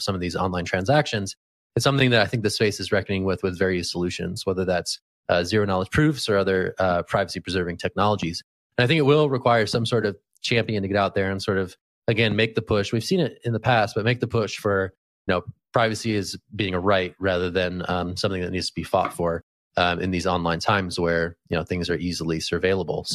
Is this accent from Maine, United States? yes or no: no; California, United States; as a Californian by birth